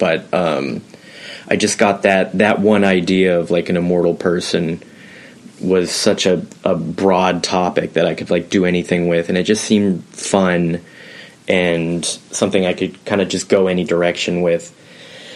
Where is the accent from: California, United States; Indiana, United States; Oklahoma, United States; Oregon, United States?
Oregon, United States; Portland; I'm from Portland, Oregon